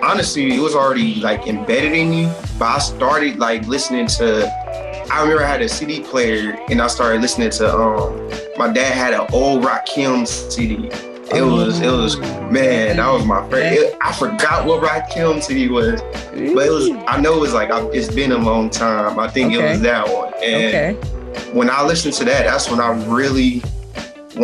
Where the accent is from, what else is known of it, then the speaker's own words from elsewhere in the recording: Stockton, California, United States; I was born and raised in Stockton, California